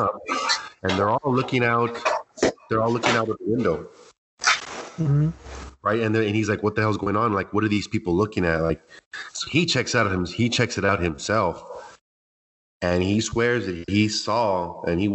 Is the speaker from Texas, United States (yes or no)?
yes; Alamo, Texas, United States; my hometown of Alamo, Texas